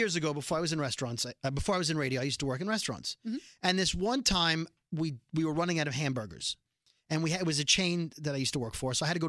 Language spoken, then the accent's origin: English; New York City, New York, United States; I'm from Brooklyn.